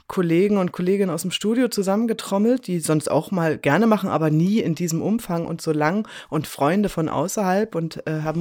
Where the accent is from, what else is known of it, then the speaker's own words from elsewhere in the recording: Saxony-Anhalt, Germany; ich komme aus Sachsen-Anhalt